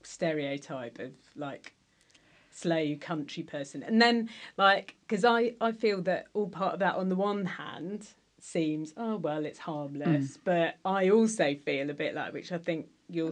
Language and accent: English; South West England, United Kingdom; I've been asked before, like, but are you really Cornish? Like, but you're vegan and you work in the arts.